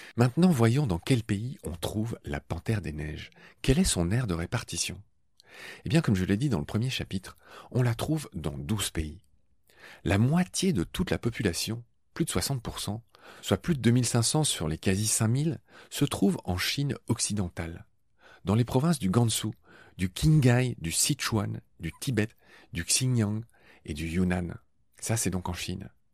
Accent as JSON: {"language": "French", "town": "Dieulouard", "region": "Grand Est", "country": "France", "tie": "born or raised there", "said": "dans le petit village du Loir où j'ai grandi, en Lorraine"}